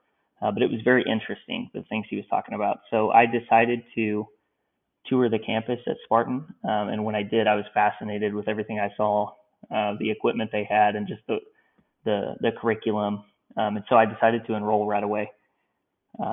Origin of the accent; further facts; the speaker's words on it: Tulsa, Oklahoma, United States; moved away as an adult; also born or lived in South Florida / South Central New Mexico; my hometown of Tulsa, Oklahoma